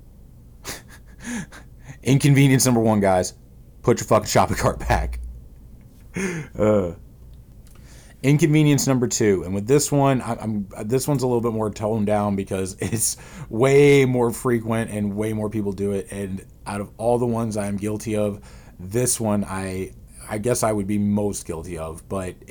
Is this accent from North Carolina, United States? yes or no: no; St. Louis, Missouri, United States; I'm from St. Louis